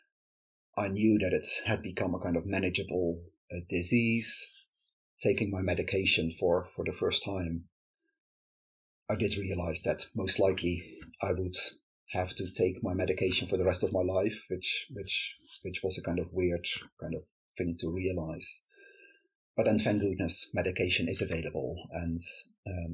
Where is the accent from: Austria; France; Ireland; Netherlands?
Netherlands; moved away as an adult; now in United Kingdom; I am from the Netherlands, where I grew up and lived for the first 20... When did I move to the UK? For the first 30 years or so of my life.